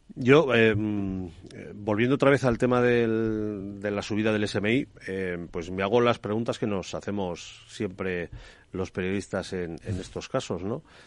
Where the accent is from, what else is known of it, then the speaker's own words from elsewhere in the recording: Cuenca, Castilla-La Mancha, Spain; Cuenca, de donde soy yo